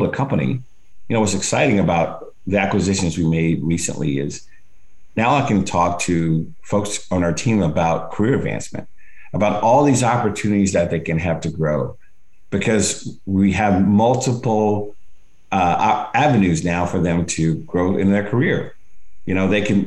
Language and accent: English; Alabama, United States; moved away; I grew up in Alabama